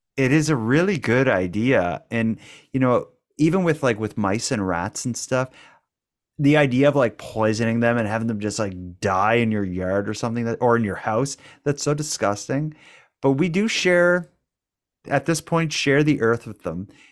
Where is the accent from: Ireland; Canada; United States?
Canada; Cape Breton, Nova Scotia; we're from Cape Breton. We're from a place that has uh, it's known for having a bit of an accent